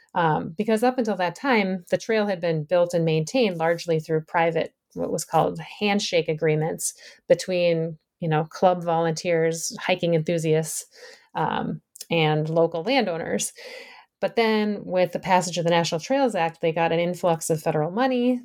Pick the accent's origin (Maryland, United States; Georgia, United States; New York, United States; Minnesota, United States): Minnesota, United States; moved away as an adult; also born or lived in Massachusetts / Wisconsin / Vermont; now in Michigan, United States; I grew up in the Midwest. I grew up in Minnesota